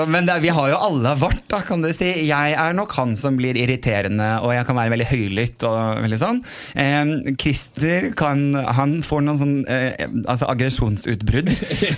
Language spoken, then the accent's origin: Norwegian; Sandefjord, Vestfold, Norway; also born or lived in Kjerringøy, Bodø; Jeg har vokst opp i Sandefjord